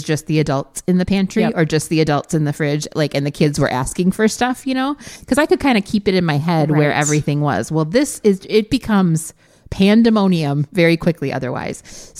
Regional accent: Wisconsin, United States; because we're from Wisconsin.

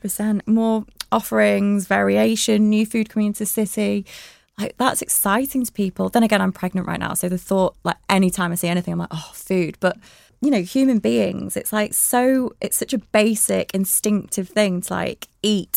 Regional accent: Blackburn, North West England, United Kingdom; moved away as an adult; now in Manchester, United Kingdom; I was born in Blackburn. Um, and I had, just had a really lovely childhood

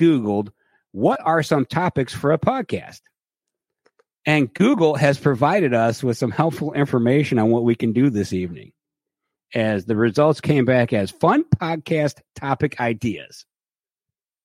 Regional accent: Cleveland, Ohio, United States; I'm a Clevelander

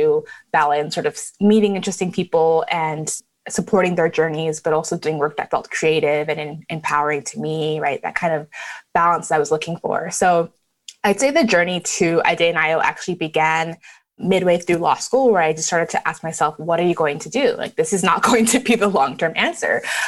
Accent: Canada; born or raised there; also born or lived in Lagos, Nigeria

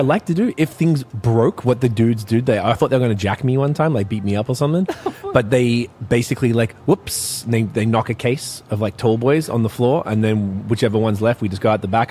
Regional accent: Melbourne, Victoria, Australia; I'm from Melbourne, Australia.

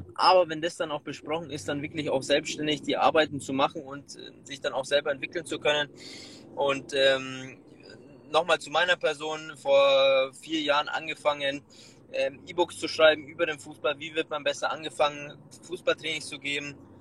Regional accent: Munich, Bavaria, Germany; gebürtiger Münchner

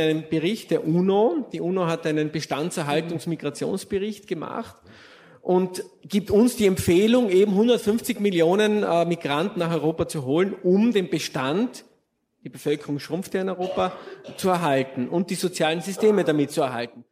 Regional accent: Austria; als Österreicher

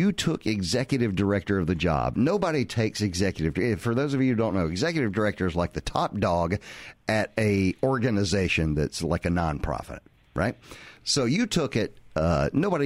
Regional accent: the South, United States; Growing up in the South.

